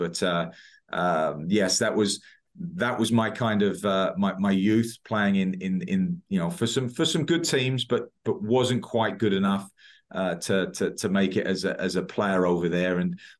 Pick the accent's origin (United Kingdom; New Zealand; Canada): United Kingdom; Basildon, East of England; moved away as an adult; also born or lived in East London; now in United States; I was East London. Family was in East London. I lived in Essex, in Basildon, went to school in Southend.